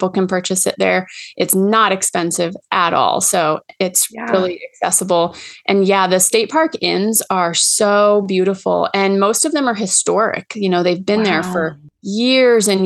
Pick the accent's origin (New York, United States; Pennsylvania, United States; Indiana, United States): Indiana, United States; moved away as an adult; also born or lived in Colorado; I'm originally from Indiana, but okay. We met and married in Colorado, started our family, and then moved back to Indiana